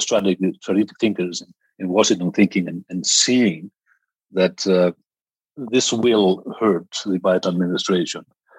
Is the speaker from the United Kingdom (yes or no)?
no; Iceland; actually from my home country in Iceland